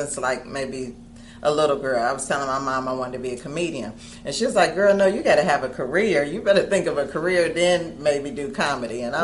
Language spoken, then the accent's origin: English; Cincinnati, Ohio, United States; I'm from Cincinnati, Ohio